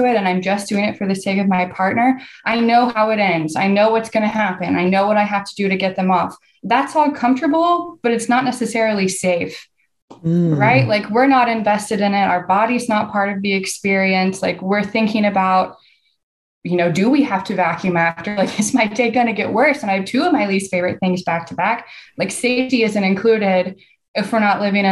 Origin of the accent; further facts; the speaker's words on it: Texas, United States; I'm from the South, I'm from Texas